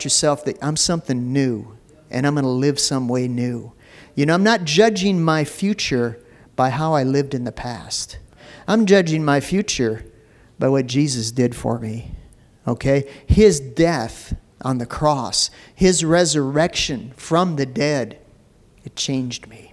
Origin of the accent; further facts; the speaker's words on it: Minneapolis, Minnesota, United States; I grew up in North Minneapolis, and it was a rough area.